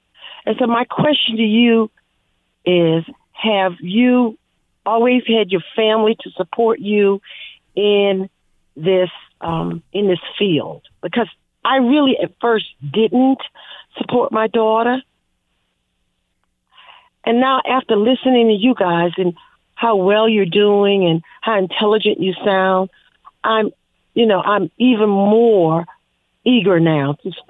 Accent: South Carolina, United States; we're from the Low Country, South Carolina.

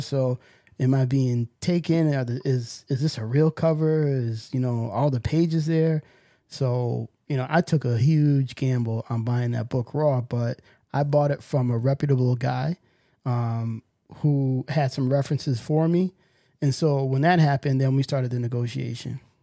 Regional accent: New York, United States; growing up in New York

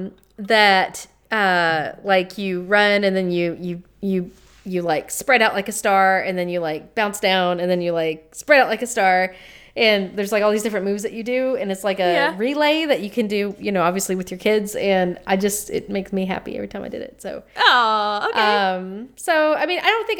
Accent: the South, United States; accent: Southern

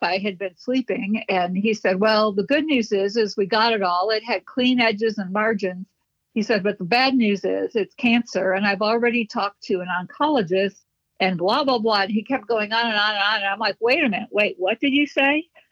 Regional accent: Chicago, Illinois, United States; I was born and raised in Chicago.

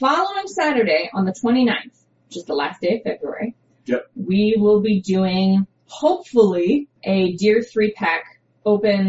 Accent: United States; American heathenry, which is what I practice because I'm an American

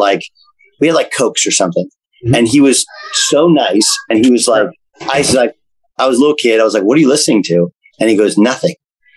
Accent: West Coast, United States; and I'm from West Coast.

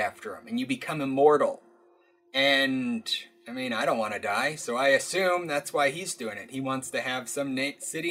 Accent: Alaska, United States; I grew up in Alaska

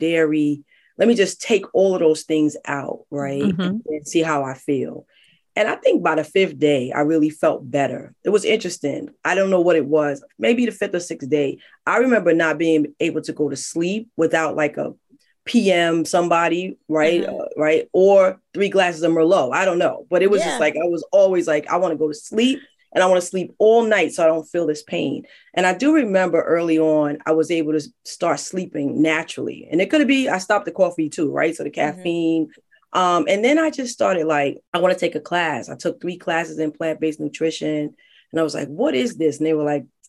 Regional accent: New York City, New York, United States; I'm from the Bronx. My family's from the South, all around Richmond, all around Georgia.

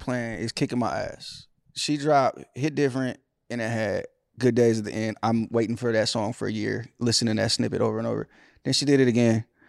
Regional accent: California, United States; Back to my hometown.

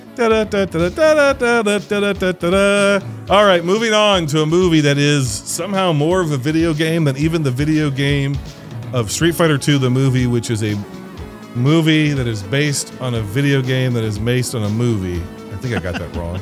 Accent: United States; I'm an American

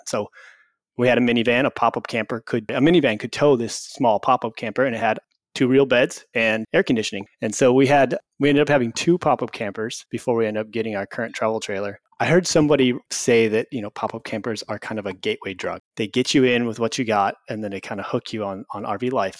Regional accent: Illinois, United States; moved away; I grew up in Illinois

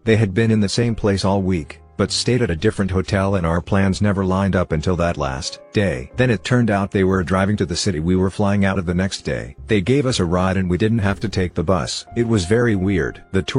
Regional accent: West Virginia, United States; I grew up in West Virginia, right on the Ohio border.

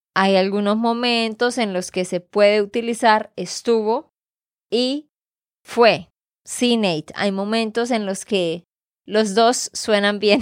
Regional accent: Santander, Colombia; de Santander, Colombia

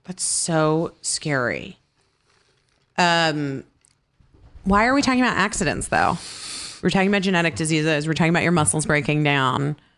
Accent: Scottsdale, Arizona, United States; moved away; I grew up in Scottsdale, Arizona

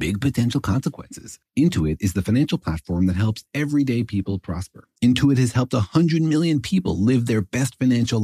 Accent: Los Alamos, New Mexico, United States; moved away; also born or lived in Irvine, California; I grew up in Los Alamos, New Mexico

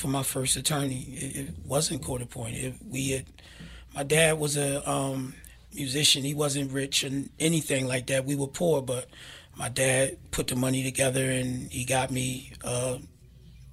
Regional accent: Philadelphia, Pennsylvania, United States; An area that I grew up in North Philadelphia, Abbotsford Projects

